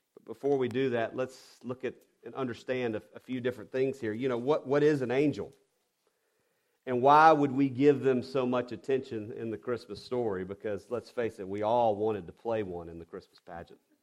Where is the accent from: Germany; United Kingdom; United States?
United States; the South; I'm I'm from the South and I'm a redneck at heart and I have to watch my enunciation. So I'm probably saying wander instead of wonder